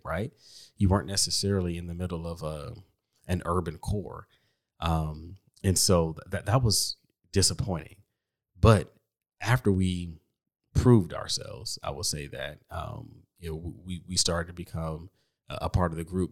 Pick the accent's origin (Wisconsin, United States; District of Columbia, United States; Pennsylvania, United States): District of Columbia, United States; Washington; also born or lived in Chicago; now in Texas, United States; I'm from D C